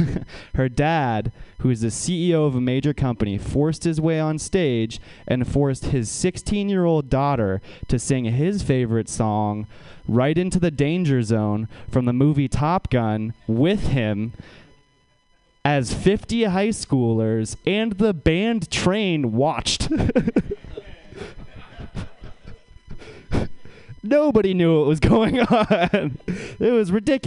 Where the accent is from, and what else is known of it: Menlo Park, California, United States; born or raised there